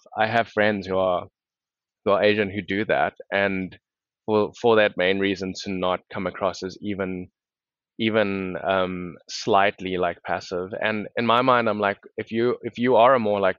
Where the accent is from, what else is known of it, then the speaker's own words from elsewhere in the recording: South Africa; now in United States; how I was treated growing up in South Africa